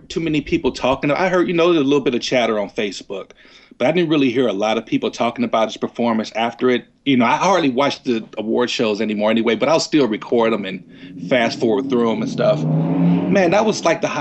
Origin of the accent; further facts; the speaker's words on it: Gary, Indiana, United States; now in Los Angeles, United States; I'm originally from Gary, Indiana.